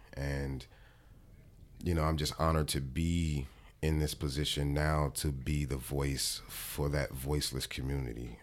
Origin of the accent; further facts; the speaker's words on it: Los Angeles, California, United States; I'm from Watts, California, 109th and Avalon, and it is the hood